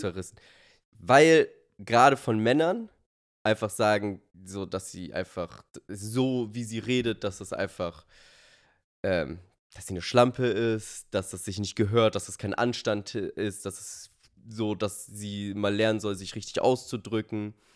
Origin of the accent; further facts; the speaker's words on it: Germany; so sind wir Deutsche